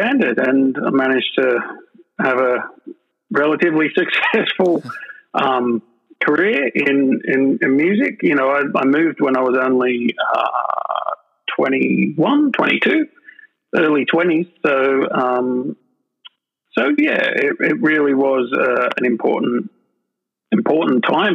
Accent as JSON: {"language": "English", "town": "Sydney", "region": "New South Wales", "country": "Australia", "tie": "born or raised there", "also_born_or_lived": "London", "moved": "as an adult", "said": "I'm from Sydney, Australia. That's where I'm from. Well, it's where I'm recording from with you right at the moment. Born and grew up here"}